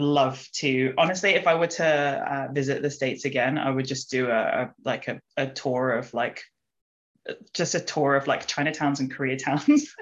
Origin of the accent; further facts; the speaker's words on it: United Kingdom; we as British East and Southeast Asians